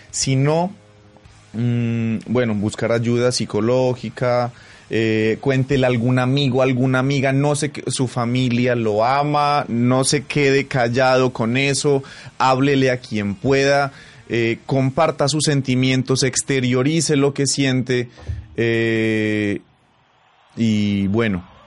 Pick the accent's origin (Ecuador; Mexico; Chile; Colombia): Colombia; Pasto, Nariño; Síganme en las redes sociales como arroba …, pues porque soy pastuso.